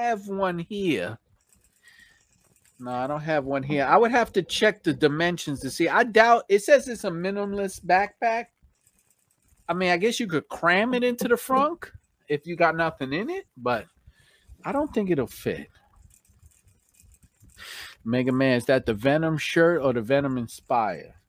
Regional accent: New York, United States; accent: New York; my New York accent

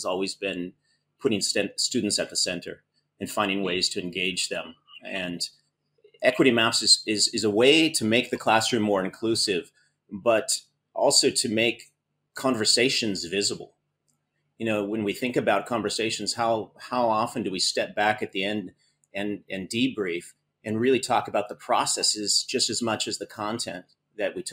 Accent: Oregon, United States; moved away as an adult; now in Greece; I'm originally from Oregon and grew up on the coast in Oregon

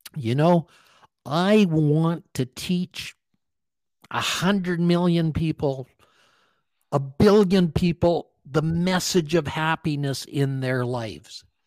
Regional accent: Calgary, Alberta, Canada; I grew up in Calgary, Alberta, Canada

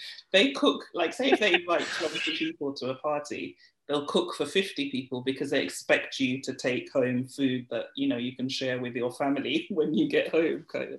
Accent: Nigeria; now in London, United Kingdom; and then go back to school and I'm Nigerian again, or hanging out with my Nigerian friends versus my West Indian friends. So, and even here in London, like, my West Indian family is a large family

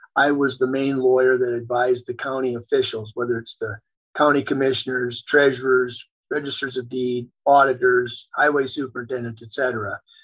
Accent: New Berlin, Wisconsin, United States; born or raised there; moved away as an adult; also born or lived in eastern South Dakota; now in South Dakota, United States

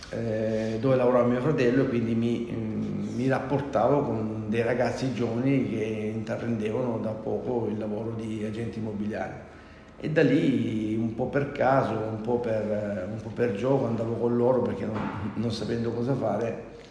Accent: San Simone, near Gallipoli, province of Lecce, Apulia, Italy; moved away as an adult; now in Milan, Italy; sono della provincia di Lecce, un paesino, una frazione nel comune di San Nicola, esattamente la frazione San Simone, esattamente a 6-7 km da Gallipoli.

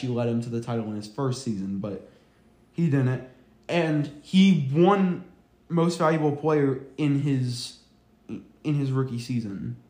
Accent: Cincinnati, Ohio, United States; we're from Cincinnati

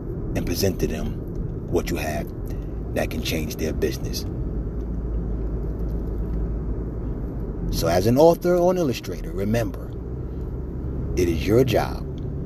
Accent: New York, United States; moved away; back in my hometown, back in New York

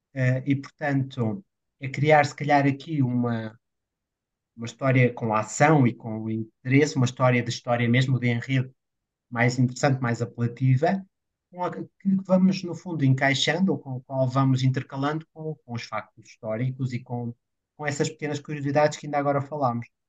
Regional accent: Portugal

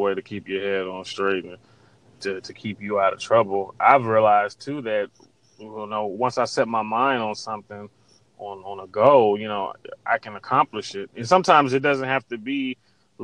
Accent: Springfield, Ohio, United States; also born or lived in Gary, Indiana; I grew up in Springfield, Ohio

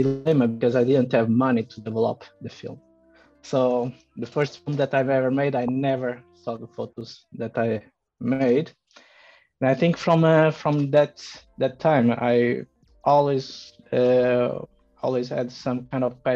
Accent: Portugal; moved away as an adult; also born or lived in China / France / Bavaria, Germany; now in Berlin, Germany; I was growing up in Portugal and even studying in Portugal photography

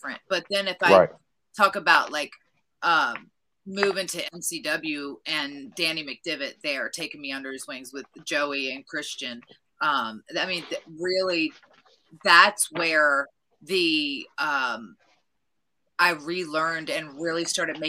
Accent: Virginia, United States; I'm from Virginia

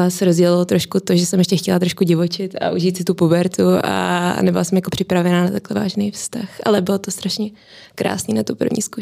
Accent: Prague, Czechia; je mi 28 let, jsem rodila Pražečka

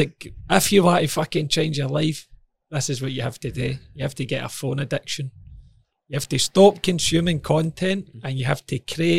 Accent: Hamilton, Scotland, United Kingdom; moved away as an adult; also born or lived in Cambuslang; I was born in Cambus Lang, mate. I grew up in Hamilton for years. So for about 5 to 18 before I moved away again.

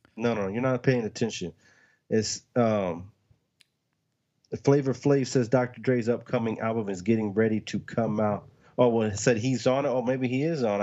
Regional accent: the South, United States; we're from the South

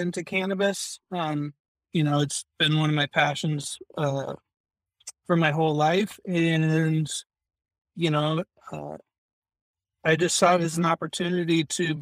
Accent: Washington, United States; now in British Columbia, Canada; I'm originally from the States, from Washington.

